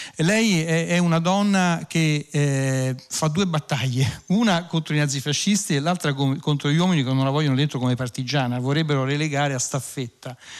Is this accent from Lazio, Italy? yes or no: yes; province of Latina, Lazio, Italy; io essendo cresciuto in provincia di Latina